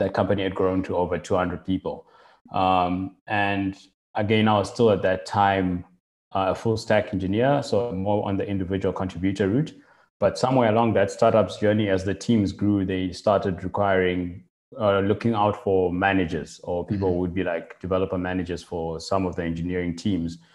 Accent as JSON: {"language": "English", "country": "Zimbabwe", "tie": "born or raised there", "moved": "as an adult", "lives_now": "Cape Town, South Africa", "said": "so I'm originally from Zimbabwe and got involved and in, got started using computers quite early on, like in primary school"}